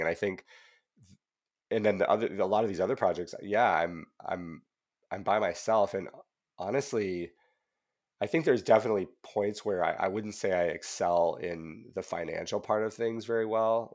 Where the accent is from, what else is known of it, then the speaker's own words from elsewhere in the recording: Whitefish, Montana, United States; now in California, United States; I grew up in Whitefish